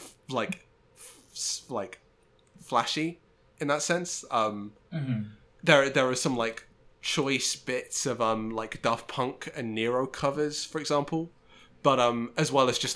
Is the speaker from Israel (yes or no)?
no; United Kingdom; I am British